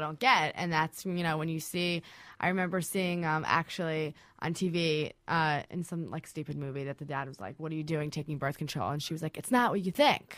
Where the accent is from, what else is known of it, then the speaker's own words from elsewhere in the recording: New Jersey, United States; I am from New Jersey originally